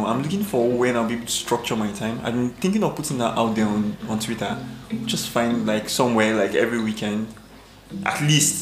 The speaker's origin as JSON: {"language": "English", "region": "Kaduna State", "country": "Nigeria", "said": "I'm from Kaduna State, my mom is from Edo State."}